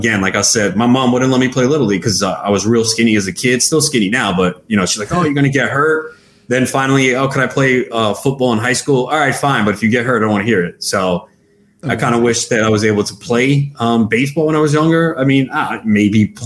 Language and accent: English; New York City, New York, United States; I grew up in Flushing